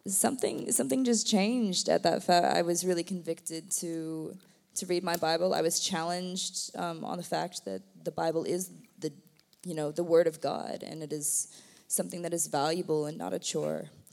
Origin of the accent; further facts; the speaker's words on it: United States; moved away; I am American.